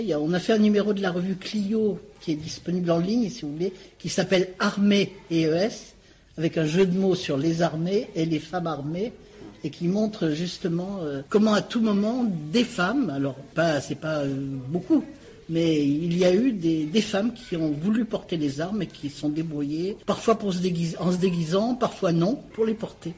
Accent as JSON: {"language": "French", "town": "Saint-Étienne", "region": "Auvergne-Rhône-Alpes", "country": "France", "tie": "born or raised there", "said": "ma ville natale, euh, que, dont je connais bien l'histoire, Saint-Étienne"}